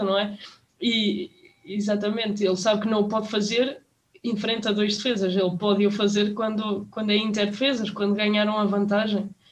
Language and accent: Portuguese; Portugal; nós, como portugueses